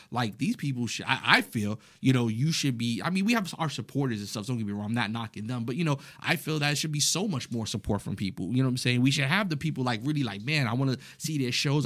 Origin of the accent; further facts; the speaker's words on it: New York City, New York, United States; I was raised in the Bronx, New York